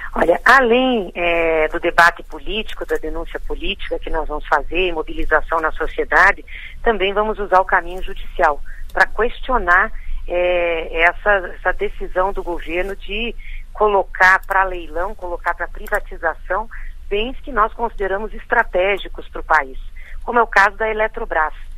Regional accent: Brazil; enquanto brasileiros

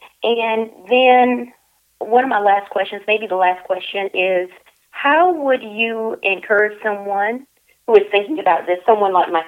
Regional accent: South Carolina, United States; also born or lived in Charleston, South Carolina; I live in Charleston. I'm not from Charleston. I'm from South Carolina. But I've lived in Charleston for a number of years.

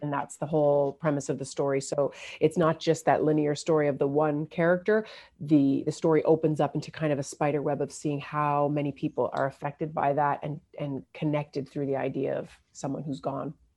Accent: Newfoundland and Labrador, Canada; moved away; also born or lived in Windsor, Ontario; I was born in Newfoundland, but I went to university, uh, in Windsor

